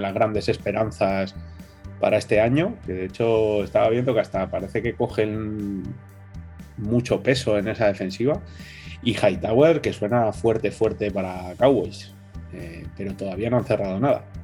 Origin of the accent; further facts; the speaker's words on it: Madrid, Community of Madrid, Spain; nosotros que encima somos de Madrid